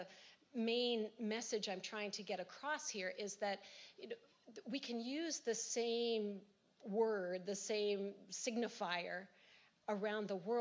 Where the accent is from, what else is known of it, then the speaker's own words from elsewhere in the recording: United States; as an American